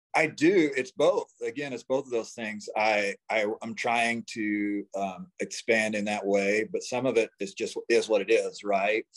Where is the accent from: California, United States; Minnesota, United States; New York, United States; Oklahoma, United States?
Oklahoma, United States; now in Denver, United States; I grew up in Oklahoma, small town Oklahoma